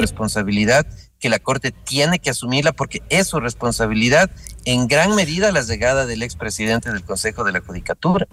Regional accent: Ecuador

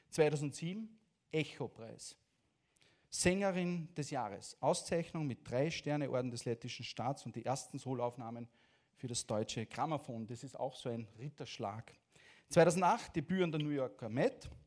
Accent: Latvia; German is a second language; Geboren in Lettland und aufgewachsen in Lettland eigentlich

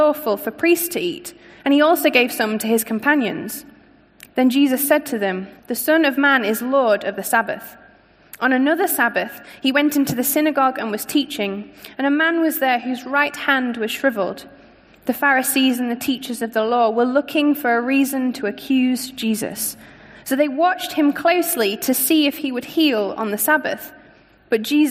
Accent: Scunthorpe, Yorkshire and the Humber, United Kingdom; moved away; As you can probably hear, I'm not from around here. I grew up in a town called Scunthorpe, up north

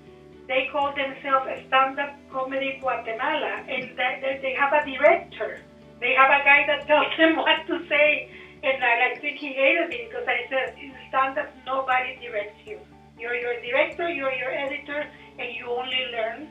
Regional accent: Nicaragua; English is a second language; now in Canada; I was born in Nicaragua

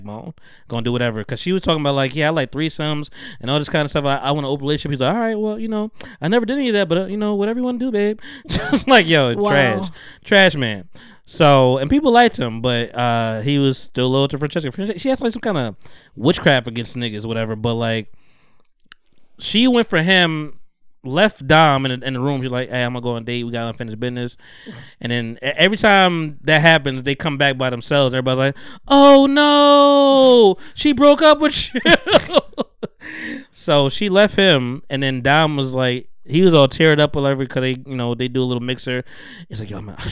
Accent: United States; I'm American

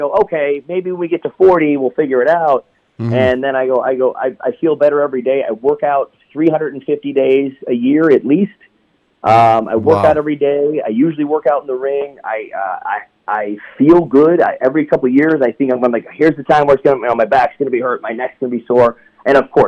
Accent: Cleveland, Ohio, United States; I grew up in Cleveland, Ohio

